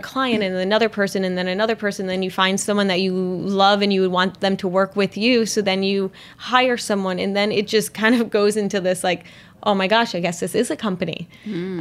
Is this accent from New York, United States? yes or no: no; Pinconning, Michigan, United States; I grew up in a small town in Michigan, um, Pinconning, Michigan, where it's population I think of twelve hundred